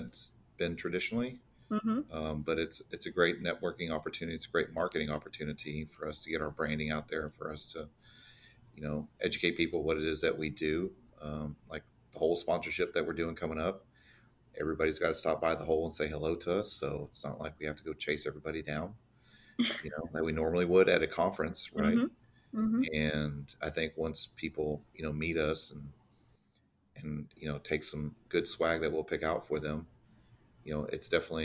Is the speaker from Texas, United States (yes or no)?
yes; Fort Worth, Texas, United States; I was born in Texas, raised in Fort Worth